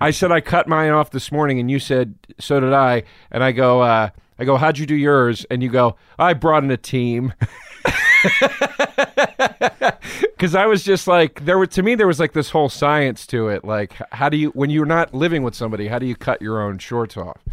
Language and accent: English; Collegeville, Pennsylvania, United States; also born or lived in Philadelphia, Pennsylvania; I was born in Philly